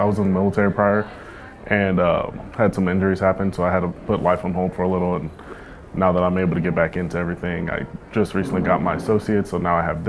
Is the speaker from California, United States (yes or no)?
no; San Antonio, Texas, United States; I'm from San Antonio, Texas. I've lived all over Texas.